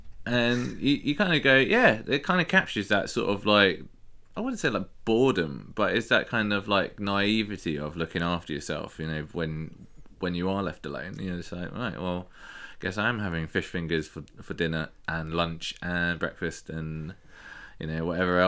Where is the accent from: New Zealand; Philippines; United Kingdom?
United Kingdom; England; us being English